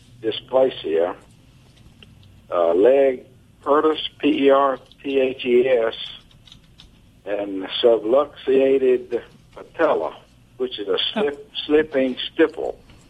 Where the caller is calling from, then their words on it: Iuka, Mississippi, United States; Iuka, Mississippi.